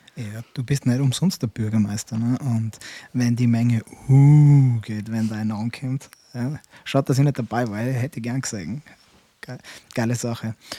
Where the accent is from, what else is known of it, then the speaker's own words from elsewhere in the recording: Austria; bei uns in Österreich